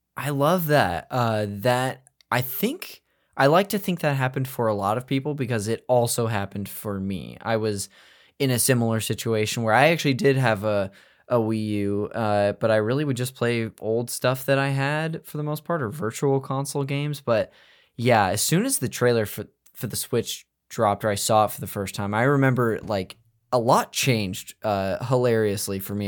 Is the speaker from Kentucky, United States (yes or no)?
no; Modesto, California, United States; I'm north of that. I'm from Modesto.